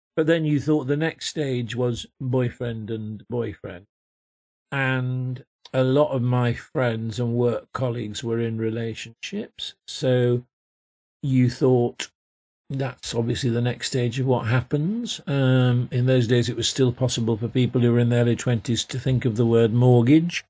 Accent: Yorkshire and the Humber, United Kingdom; I came from Yorkshire

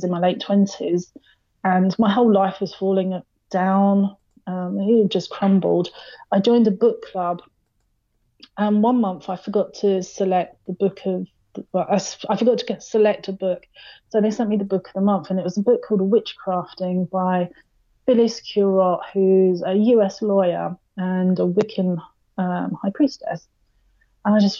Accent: London, United Kingdom; moved away; I'm originally from London, which obviously, as you know, is a huge city

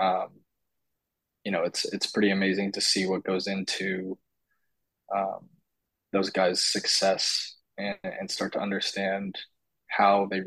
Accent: Bay Area, California, United States; growing up in the Bay Area, I grew up a Giants fan

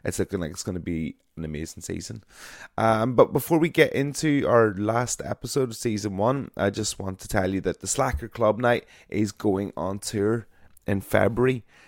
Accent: Ireland; I am an Irish broadcaster

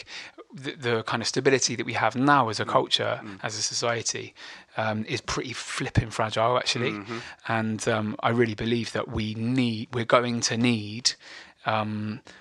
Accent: Bristol, South West England, United Kingdom; the mates I grew up with in Bristol

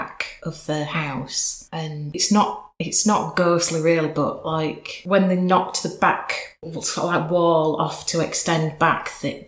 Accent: Leeds, Yorkshire and the Humber, United Kingdom; accent: northern; I'm from Leeds. I live in Horsforth, which is about 2-3 miles outside of the city centre

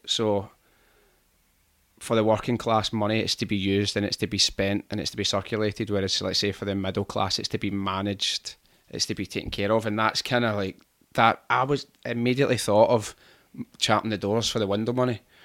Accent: Glasgow, Scotland, United Kingdom; I'm from Rob Royston, so it's like a fifteen minute drive away

